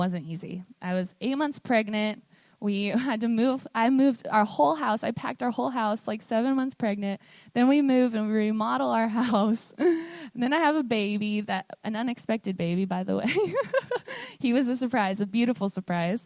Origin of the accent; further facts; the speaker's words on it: Portland, Oregon, United States; moved away as an adult; now in Ephrata, United States; I grew up in Portland, and it's very different